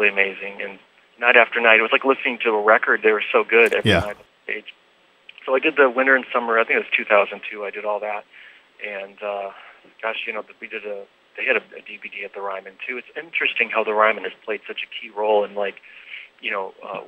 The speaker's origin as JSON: {"language": "English", "area": "outside of Chicago", "region": "Illinois", "country": "United States", "moved": "yes", "lives_now": "California, United States", "said": "I'm originally from outside of Chicago"}